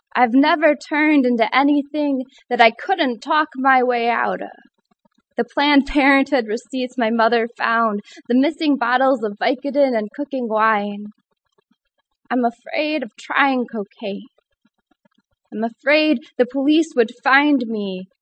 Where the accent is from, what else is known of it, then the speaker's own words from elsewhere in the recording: Michigan, United States; moved away as an adult; now in Ithaca, United States; I am from the hand state